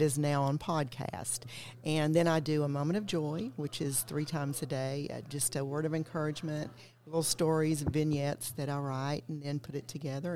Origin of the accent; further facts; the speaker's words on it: Knoxville, Tennessee, United States; I'm from East Tennessee, from Knoxville